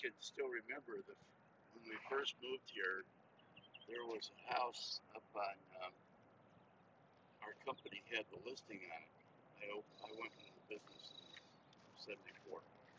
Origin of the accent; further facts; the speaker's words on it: Aurora, Illinois, United States; I'm from Aurora.